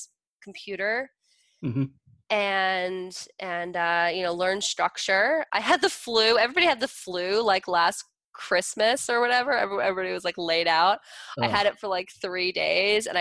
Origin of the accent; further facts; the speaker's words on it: New Jersey, United States; I'm from Jersey.